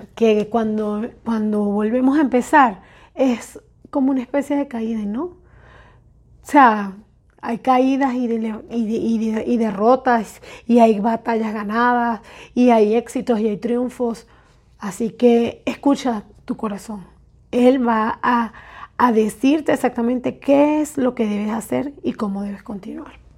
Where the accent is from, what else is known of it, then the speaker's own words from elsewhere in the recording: Venezuela; moved away; Salimos de Venezuela muchísimas personas